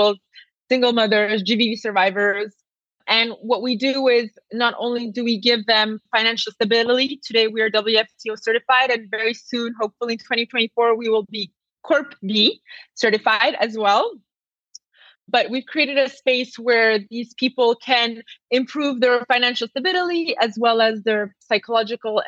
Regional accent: Madagascar; I'm a half Italian, half Indian, but I grew up in Madagascar

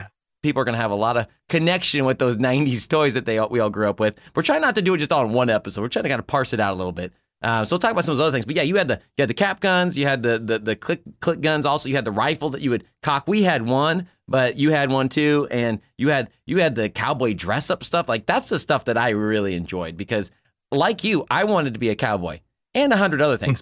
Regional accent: Kansas, United States; our time growing up in Kansas

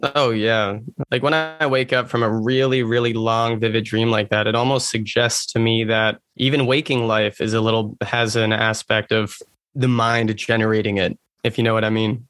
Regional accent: Massachusetts, United States; I'm from Massachusetts.

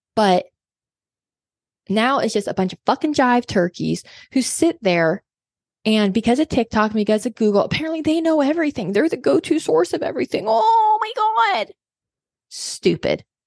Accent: Kansas, United States; now in Arkansas, United States; I grew up in Kansas

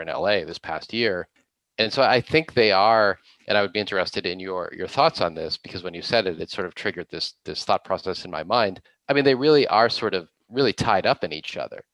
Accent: Boston, Massachusetts, United States; now in Los Angeles, United States; I am from the Boston area originally

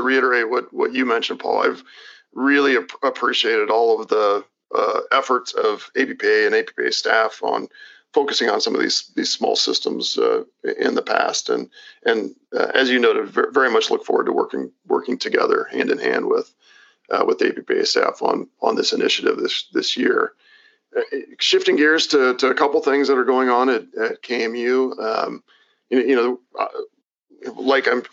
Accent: Kansas, United States; born or raised there

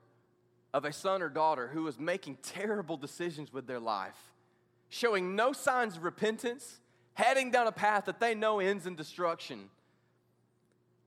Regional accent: the South, United States; I grew up in the South at a place to where everybody goes to church, much like here

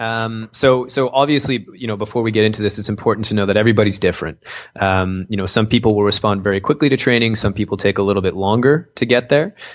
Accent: Canada; I'm from Canada

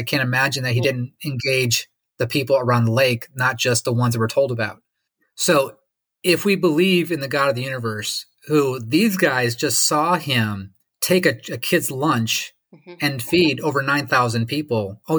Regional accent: Lake Michigan, United States; where I grew up on Lake Michigan, where it's 50 miles across. You can't even see Chicago, except for maybe the top of the Sears Tower on a clear day.

